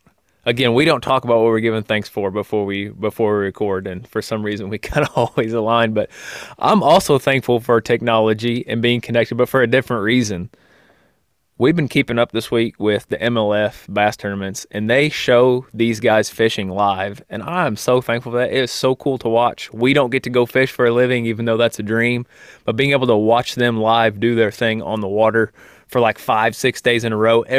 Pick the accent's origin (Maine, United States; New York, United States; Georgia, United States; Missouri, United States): Missouri, United States; Spokane; You grew up in the same town where we grew up in Spokane, Missouri.